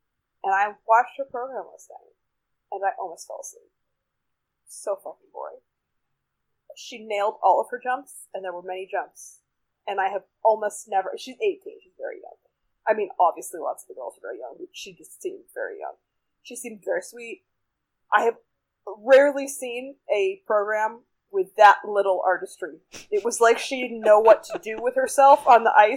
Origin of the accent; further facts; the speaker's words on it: United States; I'm an American